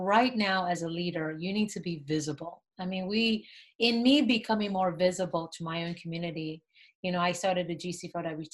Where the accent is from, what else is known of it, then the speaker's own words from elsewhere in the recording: Nigeria; I grew up in Nigeria